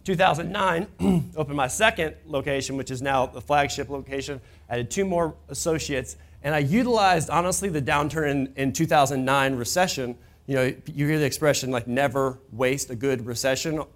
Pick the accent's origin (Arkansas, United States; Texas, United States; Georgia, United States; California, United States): Georgia, United States; Atlanta; also born or lived in Kentucky; I was born and raised in Atlanta.